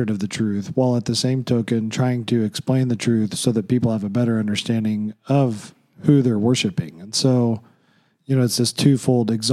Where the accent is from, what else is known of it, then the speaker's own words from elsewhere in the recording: Oklahoma, United States; when I grew up in Oklahoma